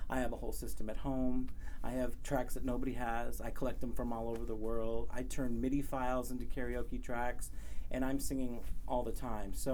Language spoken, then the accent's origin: English; Cerritos, California, United States; also born or lived in Lake Elsinore, California; I'm from Southern California. I grew up mostly in Cerritos, California uh, which is in Long Beach area. And for a while, I lived in uh, Lake Elsinore, which is out in um, Riverside County.